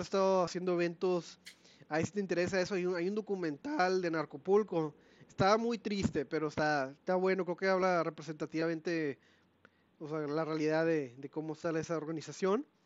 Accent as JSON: {"language": "Spanish", "country": "Mexico", "said": "somos mexicanos"}